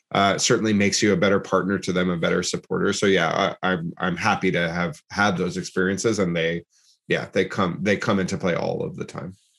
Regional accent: Massachusetts, United States; moved away as an adult; also born or lived in New York / New Jersey; I'm from the US, I'm from Massachusetts, and I was going to school in New York

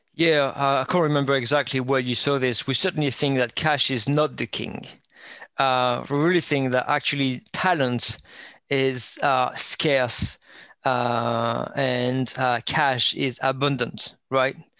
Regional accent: northern France, France; English is a second language; moved away as an adult; also born or lived in Indianapolis, United States; now in United Kingdom; I'm um, uh, French, grew up in um, north, um, kind of out the outskirts

